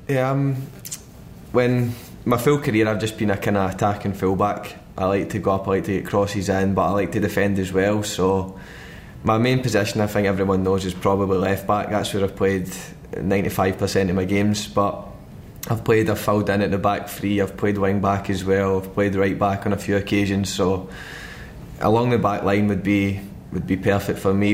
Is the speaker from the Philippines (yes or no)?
no; Glasgow, Scotland, United Kingdom; moved away as an adult; now in London, United Kingdom; in Glasgow and that in my hometown in Scotland